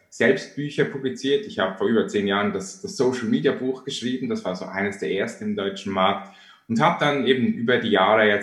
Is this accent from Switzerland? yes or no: yes; Switzerland; now in New York, United States; Ich bin 2009 aus der Schweiz äh, nach New York ausgewandert, weil ich eine Green Card gewonnen habe